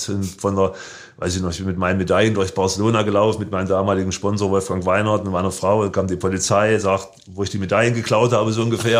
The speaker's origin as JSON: {"language": "German", "country": "Germany", "said": "als Deutscher"}